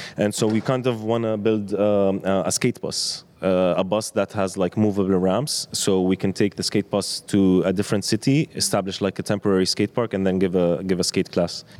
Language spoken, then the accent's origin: English; Amman, Amman Governorate, Jordan; as a skateboarder growing up in Amman